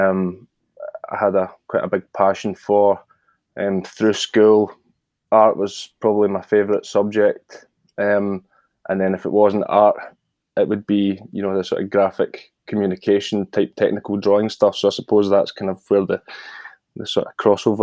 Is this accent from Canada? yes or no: no; Scotland, United Kingdom; I'm from Scotland